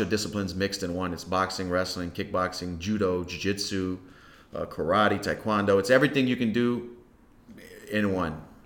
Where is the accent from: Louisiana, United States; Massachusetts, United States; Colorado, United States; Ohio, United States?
Louisiana, United States; Lafayette; also born or lived in Carencro / Breaux Bridge; I was born in Lafayette, and I was raised um, mostly on the north side